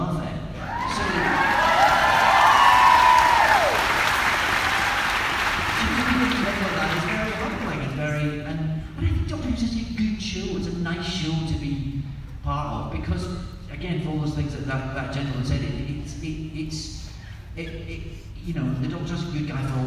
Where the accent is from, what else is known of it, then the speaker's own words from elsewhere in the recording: Scotland, United Kingdom; accent: Scottish; I'm Scottish